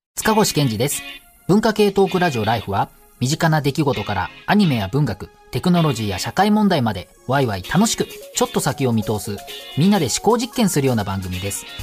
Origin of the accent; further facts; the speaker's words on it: Tochigi, Japan; accent: Tochigi accent; 栃木なまりがあったりはするので